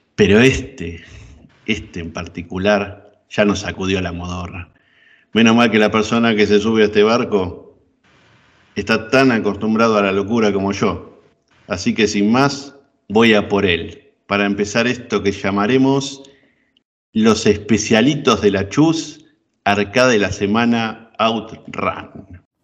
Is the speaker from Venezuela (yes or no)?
no; Argentina; como argentino